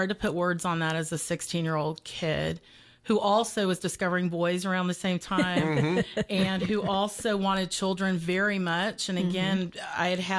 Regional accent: Warner Robins, Georgia, United States; born there; But I was born in Middle Georgia in Warner Robins and went to college at University of West Georgia out in Carrollton

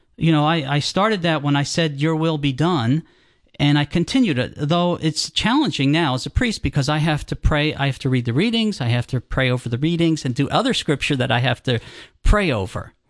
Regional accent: New Jersey, United States; moved away as an adult; also born or lived in Colorado / Florida / Georgia; grew up in New Jersey.

